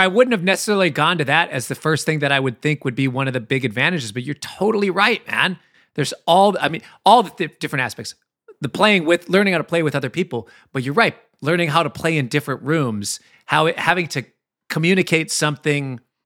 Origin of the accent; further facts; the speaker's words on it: Minneapolis, Minnesota, United States; me growing up in Minneapolis